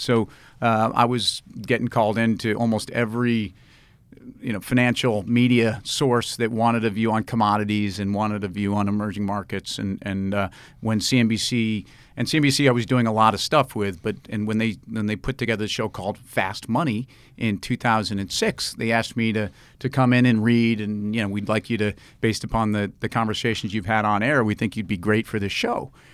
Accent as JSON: {"language": "English", "region": "New York", "country": "United States", "said": "as a New Yorker"}